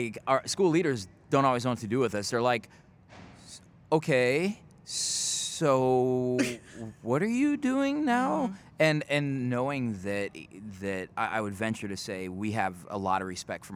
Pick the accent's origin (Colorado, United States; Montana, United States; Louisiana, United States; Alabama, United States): Colorado, United States; Denver; I grew up in the Five Points area in Denver